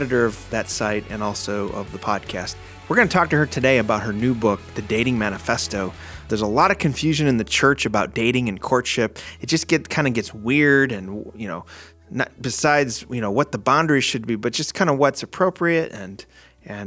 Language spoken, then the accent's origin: English; Chicago, Illinois, United States; I was born and raised in the Chicago area